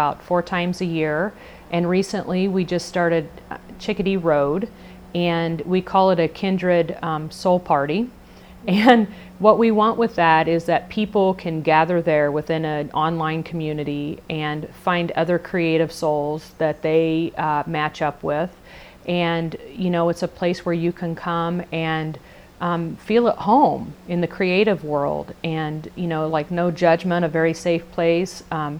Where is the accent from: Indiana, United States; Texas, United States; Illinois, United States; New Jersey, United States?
Indiana, United States; I worked for a small marketing company in my hometown, which is a very small community in Indiana.